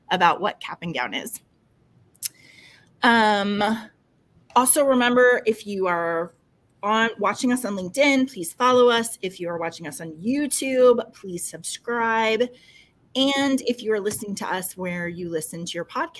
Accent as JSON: {"language": "English", "town": "New York City", "region": "New York", "country": "United States", "tie": "born or raised there", "said": "they are 15 miles from where I grew up in New York City"}